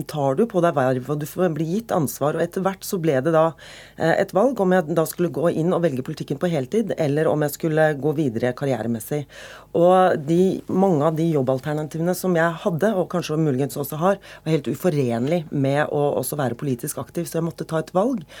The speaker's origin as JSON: {"language": "Norwegian", "region": "Oslo", "country": "Norway", "said": "Og de bare antok at siden jeg kom fra Veitvet og Groruddalen, at jeg antageligvis hadde sosiale problemer og problemer hjemme"}